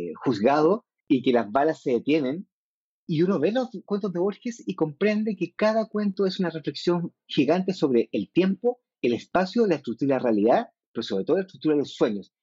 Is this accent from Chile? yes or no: yes; Chile